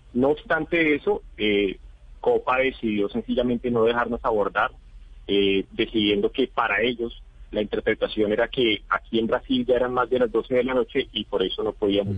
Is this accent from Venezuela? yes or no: no; Colombia